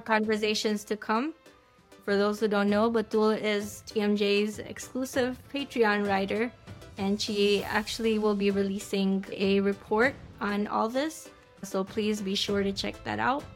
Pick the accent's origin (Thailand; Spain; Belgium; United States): United States; as an American